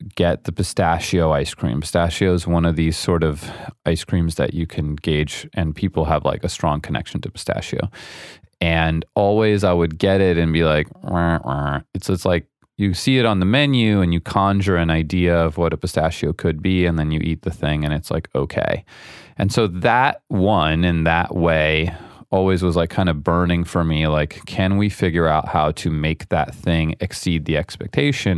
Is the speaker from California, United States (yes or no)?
yes; San Francisco, California, United States; also born or lived in Iowa City, Iowa; I grew up in San Francisco, in the Bay Area. I was born in Iowa, an Iowa city